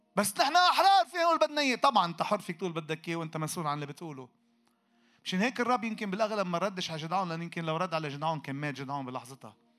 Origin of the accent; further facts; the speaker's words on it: Lebanon; احنا عندنا في لبنان